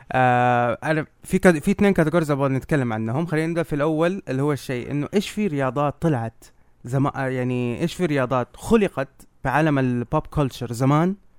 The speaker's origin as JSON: {"language": "Arabic", "town": "Jeddah", "region": "Makkah Province", "country": "Saudi Arabia", "said": "وعندنا بجده"}